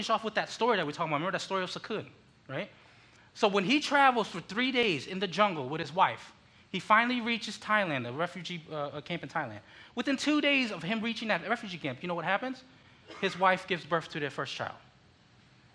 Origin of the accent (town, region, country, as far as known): Connecticut, United States; born or raised there; also born or lived in Philippines